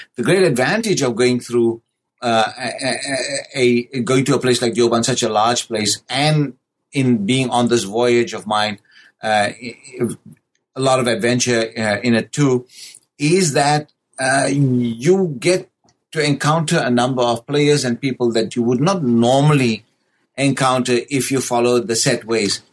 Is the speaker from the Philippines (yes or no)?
no; South Africa; born and raised in South Africa